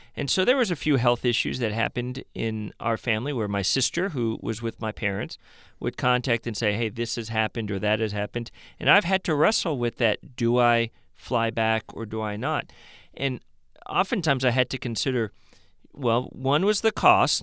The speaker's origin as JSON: {"language": "English", "town": "Cleveland", "region": "Ohio", "country": "United States", "moved": "as an adult", "said": "I'm from Cleveland, Ohio. I bleed Cleveland"}